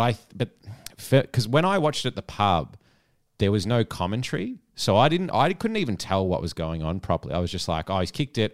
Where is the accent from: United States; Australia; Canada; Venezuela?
Australia; I'd say Aussie